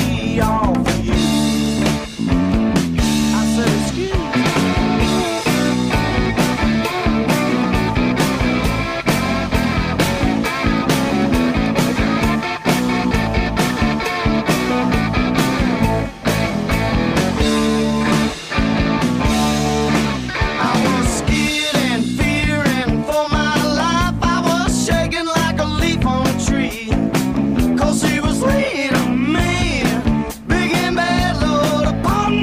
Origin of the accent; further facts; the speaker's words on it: Florida, United States; I'm Floridian. I'm a southerner